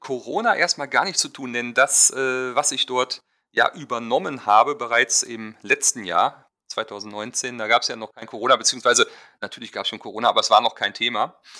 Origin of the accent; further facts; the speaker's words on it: Germany; ich fotografiere als Deutscher Hochzeiten auf den Seychellen